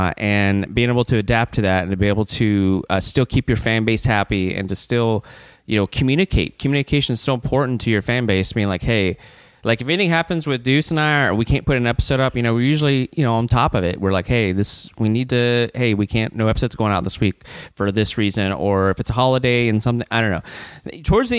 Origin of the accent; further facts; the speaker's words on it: Baton Rouge, Louisiana, United States; now in Polk County, United States; Originally from Baton Rouge, Louisiana.